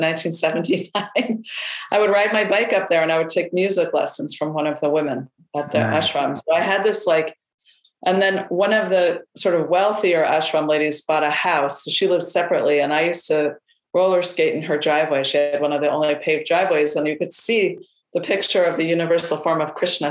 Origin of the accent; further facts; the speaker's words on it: upstate New York, United States; I grew up in upstate New York